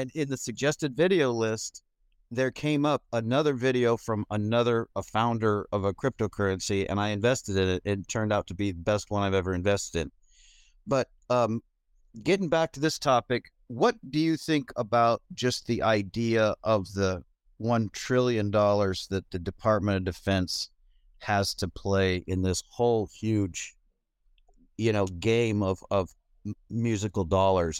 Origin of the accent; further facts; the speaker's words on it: California, United States; moved away as an adult; now in Denmark; I'm born and raised in California, and then I've moved, uh, twenty years ago, I moved to Denmark